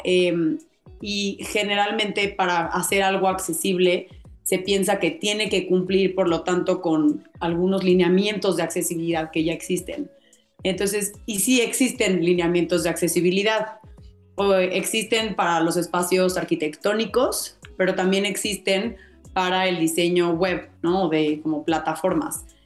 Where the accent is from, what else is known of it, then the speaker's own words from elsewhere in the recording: Mexico; me permitió hacer los proyectos de la, de la maestría en México, que es lo que yo quería, ¿no? Para, porque al final quería poner en práctica lo que aprendiera en mi país